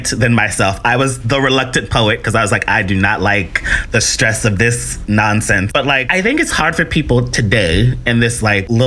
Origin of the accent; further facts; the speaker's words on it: Tennessee, United States; now in New York City, United States; Because I came to NYU from Tennessee, like sort of discovered poetry and performing poetry in college.